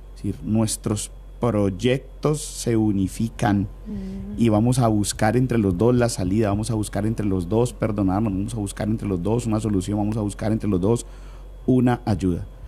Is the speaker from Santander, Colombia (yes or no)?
no; Cali, Valle del Cauca, Colombia; somos caleños y vallecaucanos